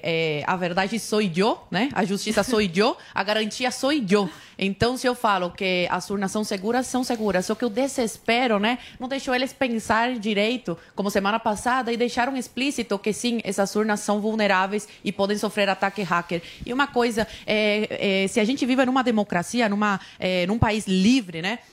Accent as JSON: {"language": "Portuguese", "country": "Cuba", "moved": "yes", "lives_now": "Brazil", "said": "Eu vim de Cuba"}